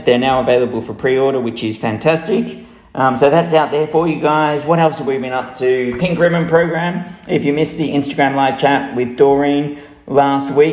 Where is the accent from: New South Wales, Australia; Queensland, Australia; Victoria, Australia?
Victoria, Australia; Melbourne; now in United Kingdom; in Melbourne, who are my hometown